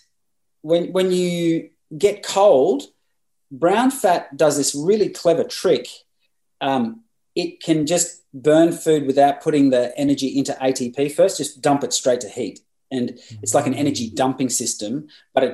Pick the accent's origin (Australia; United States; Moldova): Australia; Bundaberg, Queensland; in a place called Bundaberg, which is my hometown